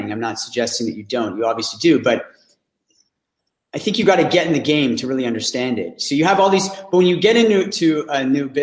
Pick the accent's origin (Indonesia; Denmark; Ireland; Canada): Canada; Ottawa, Ontario; I'm from Ottawa